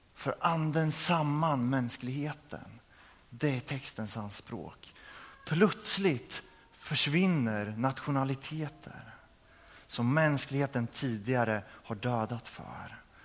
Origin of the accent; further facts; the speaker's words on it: Örebro, Örebro County, Sweden; jag kommer ifrån Örebro